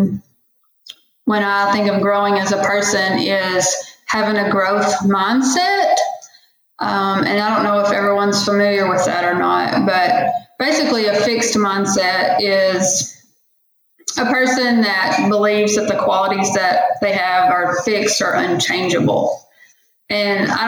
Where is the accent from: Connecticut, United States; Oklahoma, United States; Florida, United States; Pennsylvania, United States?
Oklahoma, United States; Valliant; here in my hometown in Valiant, Oklahoma